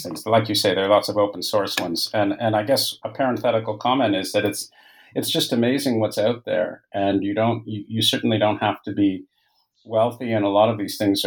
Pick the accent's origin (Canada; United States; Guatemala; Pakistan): Canada; Toronto, Ontario; moved away as an adult; now in France; I'm Canadian. I was born and raised in Toronto